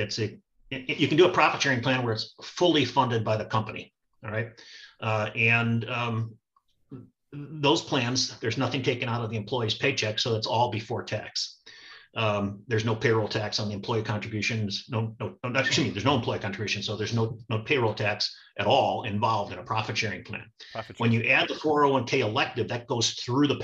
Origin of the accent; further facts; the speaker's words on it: Chicago, Illinois, United States; I grew up in the Chicagoland area